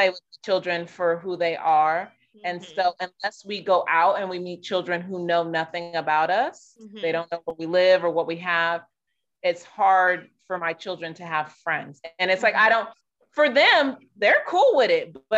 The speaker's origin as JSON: {"language": "English", "town": "San Diego", "region": "California", "country": "United States", "tie": "born or raised there", "moved": "as an adult", "said": "I grew up in San Diego"}